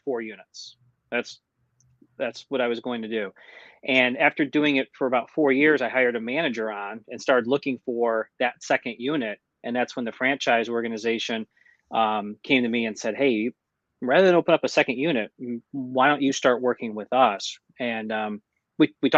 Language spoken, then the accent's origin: English; Mentor, Ohio, United States; also born or lived in Wickliffe, Ohio; I grew up in Mentor, Ohio. And before my family moved to Mentor, we lived in Wickliffe for about 5 years